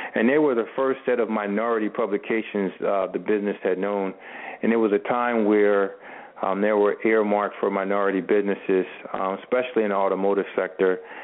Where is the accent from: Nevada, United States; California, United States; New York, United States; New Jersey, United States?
New Jersey, United States; Camden; I was born and raised in Camden, New Jersey, uh, which is right across the bridge from Philadelphia.